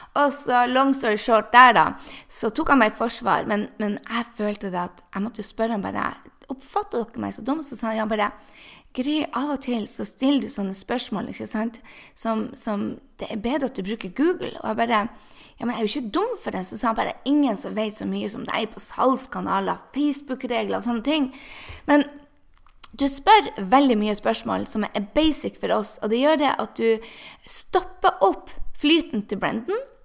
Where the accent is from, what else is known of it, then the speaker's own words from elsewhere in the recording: Norway; now in United States; jeg er jo norsk.